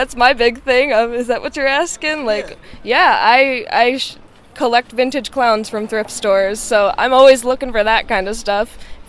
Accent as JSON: {"language": "English", "town": "Essexville", "region": "Michigan", "country": "United States", "said": "I'm from Essexville, so like everywhere there's just like Bay City, Saginaw, Midland"}